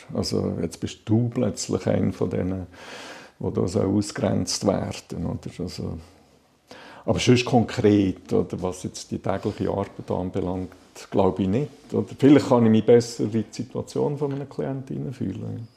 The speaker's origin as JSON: {"language": "German", "town": "Balsthal", "region": "Solothurn", "country": "Switzerland", "tie": "born or raised there", "lives_now": "Lake Biel, Switzerland", "said": "Ich bin in Ballstuhl aufgewachsen, Balstal. Das ist äh, äh knapp 15 Kilometer von Solothurn weg, hinter den Bergen im Jura, Solothurner Jura"}